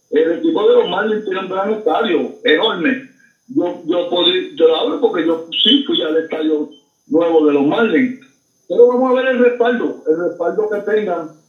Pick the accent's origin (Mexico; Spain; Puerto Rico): Puerto Rico; Mayagüez; un saludo deportivo a todos los indios de corazón, los indios de mi pueblo, de Mayagüez.